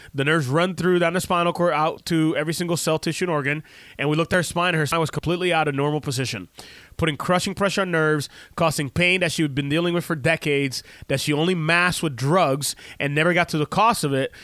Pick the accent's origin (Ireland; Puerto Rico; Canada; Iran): Puerto Rico; moved away; we grew up in Puerto Rico